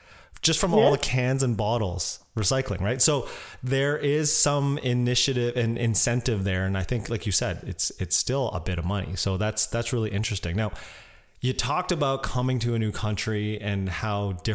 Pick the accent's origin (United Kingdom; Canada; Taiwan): Canada; I grew up and was born in Canada